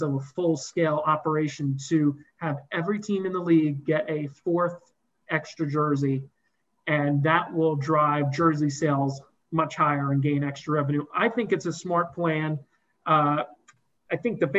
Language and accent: English; United States; as an American